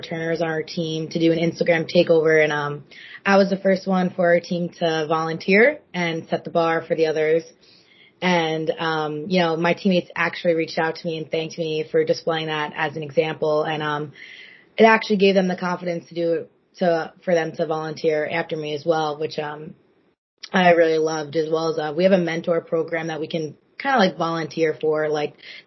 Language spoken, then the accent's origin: English; Holbrook, New York, United States; growing up in New York is definitely a big experience